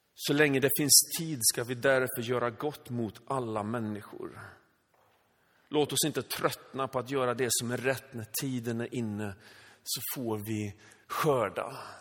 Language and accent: Swedish; Sweden; född och uppvuxen i Sverige med liksom svenska föräldrar